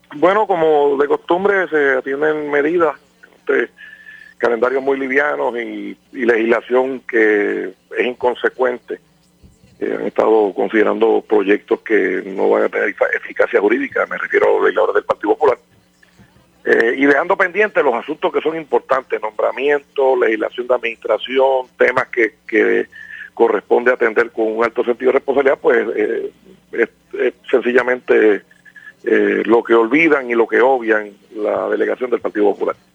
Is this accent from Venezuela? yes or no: no; Puerto Rico; lo digo como puertorriqueño